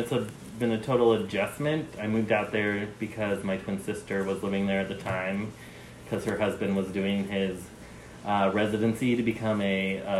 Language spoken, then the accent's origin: English; Utah, United States; moved away as an adult; also born or lived in San Francisco; now in Philadelphia, United States; I love that I'm from Utah, and I love where I come from, which is like in the fucking sticks.